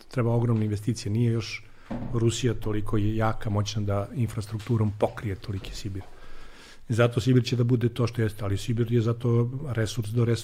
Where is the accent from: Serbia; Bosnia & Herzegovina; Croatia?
Serbia; mi smo iz Srbije